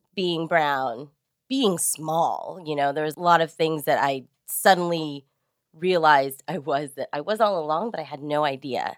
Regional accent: San Jose, California, United States; moved away as an adult; now in Los Angeles, United States; I grew up in East San Jose, which was a really, really diverse, culturally neighborhood

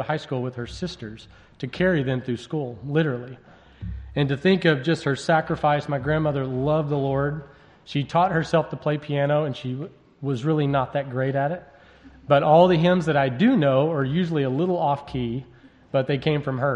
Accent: West Texas, United States; also born or lived in Abilene, Texas / Costa Rica; I grew up in West Texas where a lot of people wore statement shirts about God and about Jesus

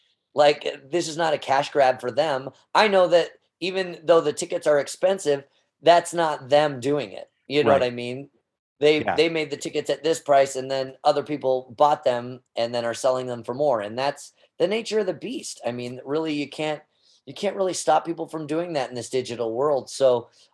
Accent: Las Vegas, Nevada, United States; I'm here in my hometown

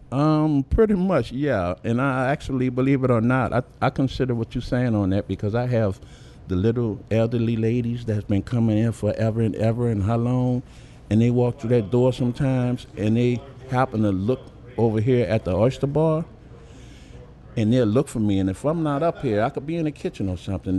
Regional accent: New Orleans, Louisiana, United States; I'm from Uptown. I live Uptown New Orleans practically all my born days

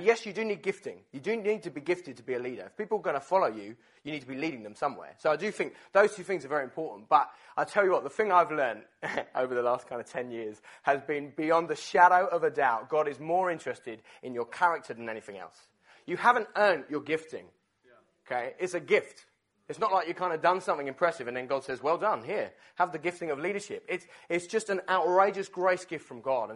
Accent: Essex, East of England, United Kingdom; my church where I grew up in Essex

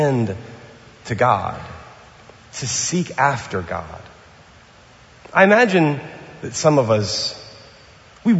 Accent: New Orleans, Louisiana, United States; now in Pasadena, United States; I'm from New Orleans and from the South

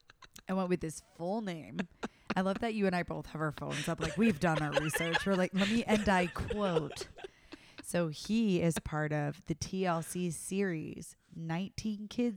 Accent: the South, United States; I'm from the South, baby.

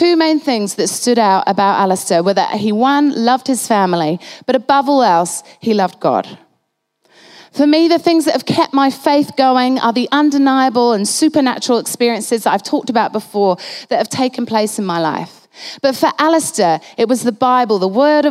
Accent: Halifax, Yorkshire and the Humber, United Kingdom; I was born in Halifax in the north of England

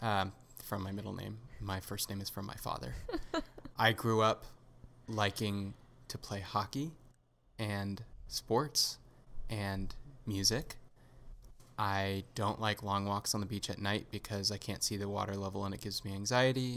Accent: Southern California, United States; I grew up in Southern California

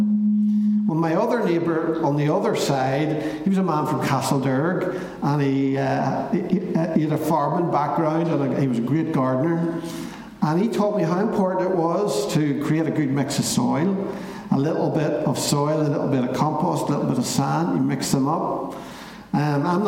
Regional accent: Belfast, Northern Ireland, United Kingdom; when I was growing up in East Belfast.

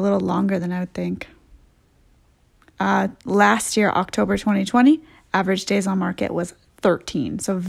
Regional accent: Edmonds, Washington, United States; Yes, born and raised in Edmonds.

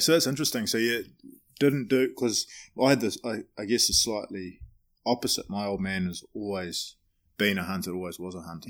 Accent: New Zealand; now in United States; I'm a Kiwi

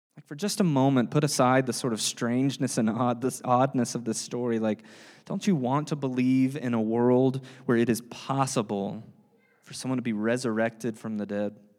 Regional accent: the South, United States; I'm from the South

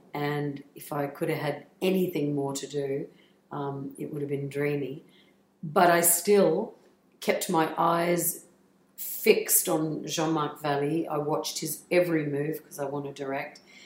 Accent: Australia; accent: Australian; moved away as an adult; my australian accent

